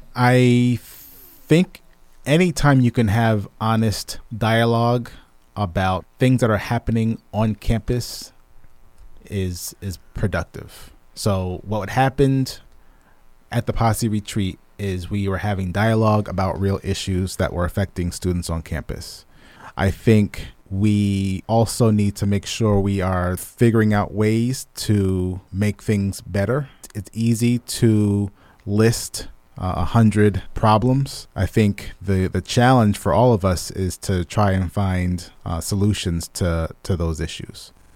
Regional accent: Lehigh Valley, Pennsylvania, United States; I grew up in the Lehigh

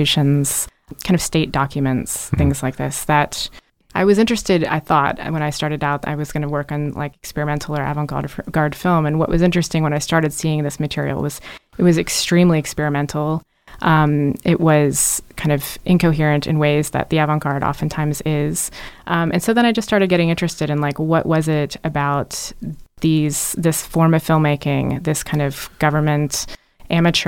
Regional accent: Orlando, Florida, United States; moved away as an adult; I'm from Orlando, Florida

